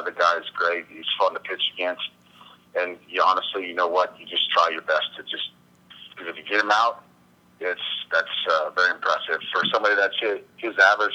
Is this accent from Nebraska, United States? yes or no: yes; Nebraska, United States; now in Colorado, United States; we're both from Nebraska, I honestly have more friends in Nebraska still than I do out here in Colorado